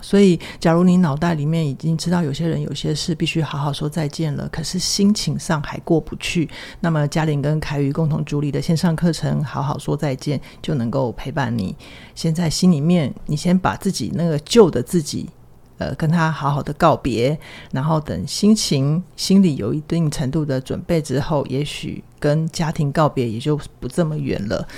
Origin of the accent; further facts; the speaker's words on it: Taiwan; 我们都是就是在台湾的这样的环境长大